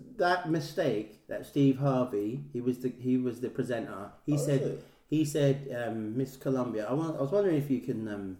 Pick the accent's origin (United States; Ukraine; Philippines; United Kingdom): Philippines; I'm Filipino.